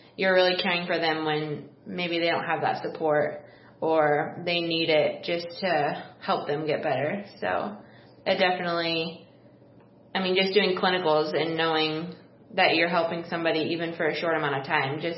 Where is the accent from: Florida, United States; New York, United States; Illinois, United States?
Illinois, United States; East Peoria; I'm born and raised in East Peoria